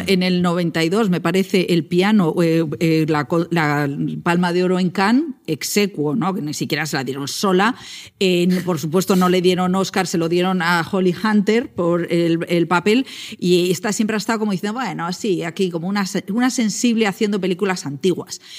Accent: Val de San Lorenzo, Castile and León, Spain; mi pueblo, del Val San Lorenzo

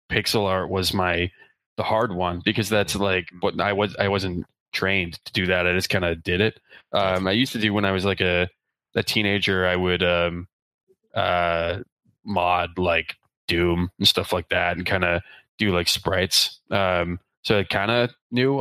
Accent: Eastern Canada, Canada; first language English; I grew up in Eastern Canada

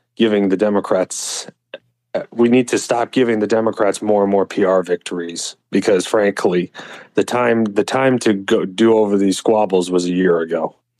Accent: Texas, United States; moved away; I'm primarily from Texas

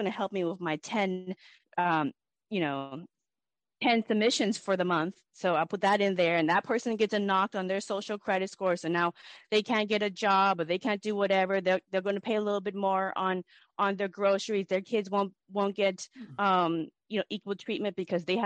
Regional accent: Everett, Washington, United States; I'm from Everett, Washington

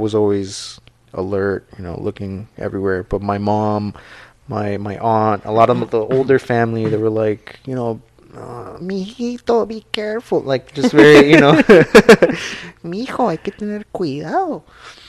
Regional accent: Guatemala; moved away; I'm from Guatemala

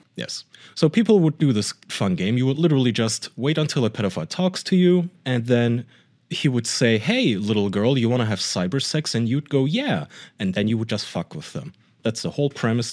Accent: Germany; English is a second language; moved away; I grew up in Germany in my preteen years and teen years

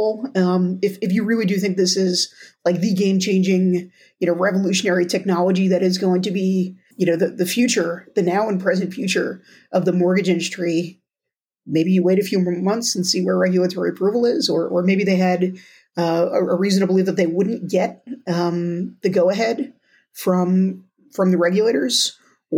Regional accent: New Jersey, United States; my home state of New Jersey

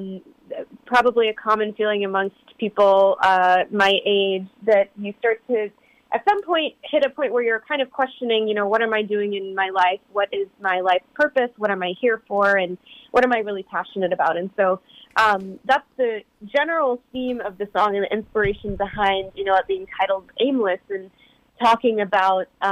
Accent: United States; a child growing up in the United States

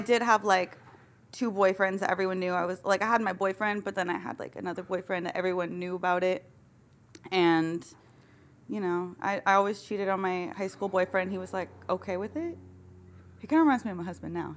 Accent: Michigan, United States; I grew up in Michigan.

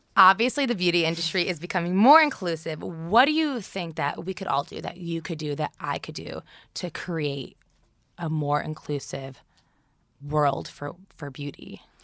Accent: New Jersey, United States; I grew up in New Jersey, too

